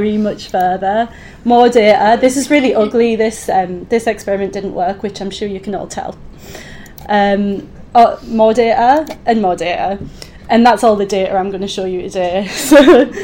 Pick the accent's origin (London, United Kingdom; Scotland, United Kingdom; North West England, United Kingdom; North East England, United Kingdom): North East England, United Kingdom; Easington Colliery; moved away as an adult; also born or lived in Edinburgh; now in Oxford, United Kingdom; the year I was born in Easington Colliery while my dad was on strike. I went to a normal school in Easington.